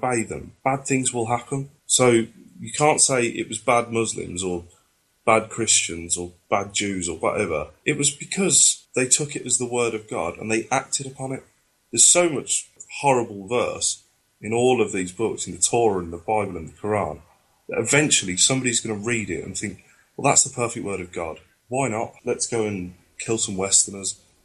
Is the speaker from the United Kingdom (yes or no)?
yes; Birmingham, West Midlands, United Kingdom; I'm from Birmingham in England, in the mighty United Kingdom